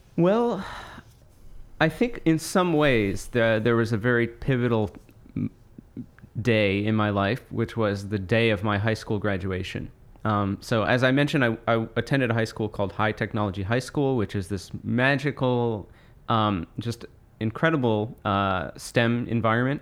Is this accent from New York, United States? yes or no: no; Monmouth County, New Jersey, United States; I grew up in Monmouth County, New Jersey